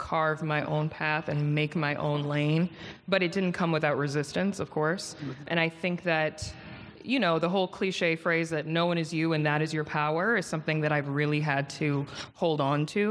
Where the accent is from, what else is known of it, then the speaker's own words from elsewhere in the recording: Potomac, Maryland, United States; moved away as an adult; also born or lived in New York; now in Los Angeles, United States; I'm from Maryland, Yes. DMV in the building. Love it. I'm from Potomac